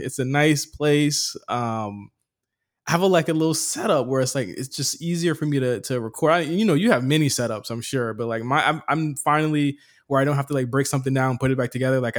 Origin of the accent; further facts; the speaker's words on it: Virginia, United States; moved away as an adult; I packed my shit. I dipped out. You know what I mean? I came here from Virginia.